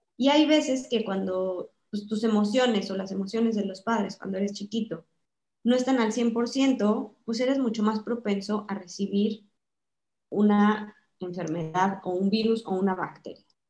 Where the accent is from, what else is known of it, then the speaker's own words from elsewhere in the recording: Mexico; moved away as an adult; yo soy mexicana, estoy casada con un mexicano